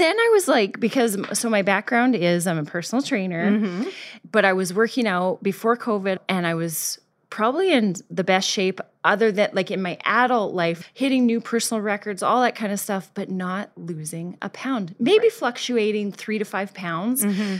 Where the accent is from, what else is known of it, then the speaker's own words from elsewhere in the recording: Canada; moved away; I moved here. I'm originally from Canada. I moved here